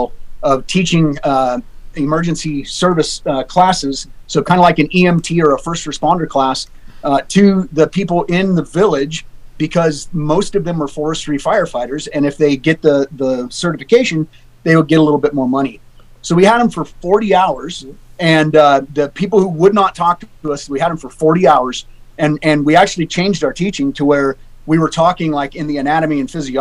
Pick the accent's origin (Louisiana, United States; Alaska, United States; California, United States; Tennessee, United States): Alaska, United States; I'm born and raised in Alaska